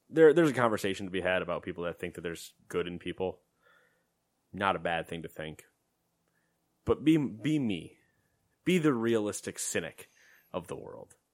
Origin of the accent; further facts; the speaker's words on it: United States; I'm American.